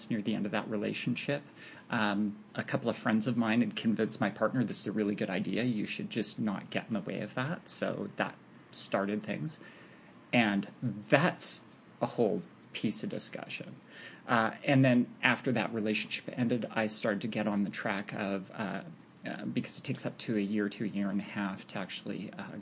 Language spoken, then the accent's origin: English; Canada; I'm north of the border, so being Canadian